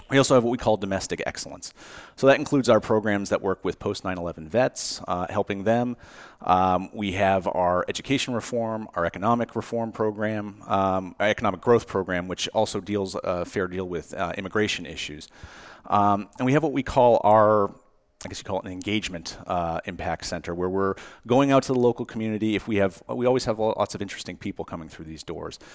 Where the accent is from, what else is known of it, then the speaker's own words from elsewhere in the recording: Cape Cod, Massachusetts, United States; moved away; I grew up in Cape Cod, Massachusetts.